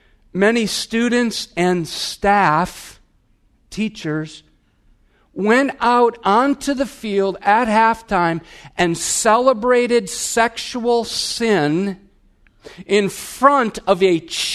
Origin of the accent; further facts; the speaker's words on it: Wisconsin, United States; I'm from Wisconsin. We have bubblers, but this is a babbler.